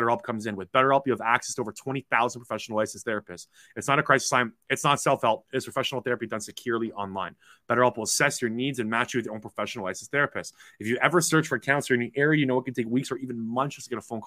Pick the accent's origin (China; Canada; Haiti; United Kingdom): Canada; Toronto area, Ontario; So I'm from Toronto. I'm just 45 minutes from the Toronto area